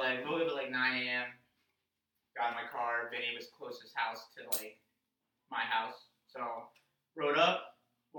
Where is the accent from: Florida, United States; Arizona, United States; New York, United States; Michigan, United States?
Florida, United States; Davie; moved away; Born and raised in Davie, Florida